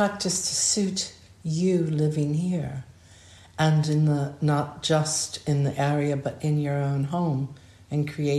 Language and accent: English; Hawaii, United States; also born or lived in Southern California / Arizona; I grew up in a very different climate. I was born and raised in Hawaii and Southern California when I was very young, Arizona.